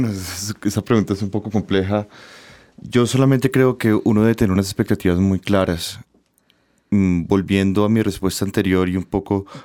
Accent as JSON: {"language": "Spanish", "country": "Colombia", "said": "nosotros como ciudadanos colombianos"}